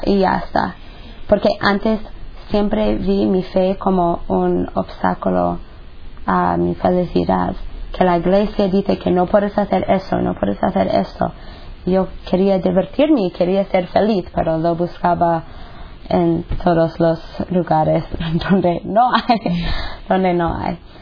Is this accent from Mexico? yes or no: no; United States; moved away; soy de los Estados Unidos. Y pues crecí en una familia pues buena, normal